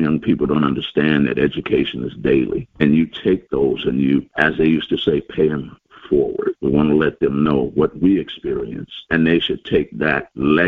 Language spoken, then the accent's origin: English; Oakland, California, United States; I'm from the Bay Area, Oakland, California